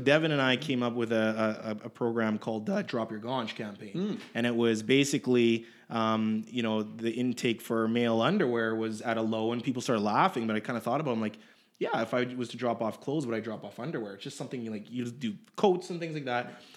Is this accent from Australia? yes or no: no; Edmonton, Alberta, Canada; I was born in Edmonton